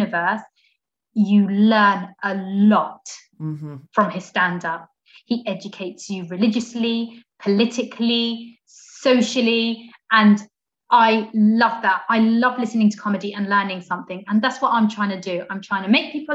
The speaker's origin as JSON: {"language": "English", "town": "Portsmouth", "region": "South East England", "country": "United Kingdom", "tie": "born or raised there", "said": "I was the only black African girl in my school growing up in Portsmouth"}